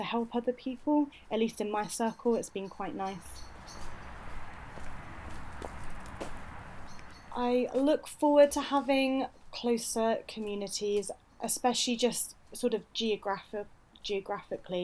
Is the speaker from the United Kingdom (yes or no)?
yes; United Kingdom; moved away as an adult; also born or lived in Leeds; now in Glasgow, United Kingdom; I'm from the Midlands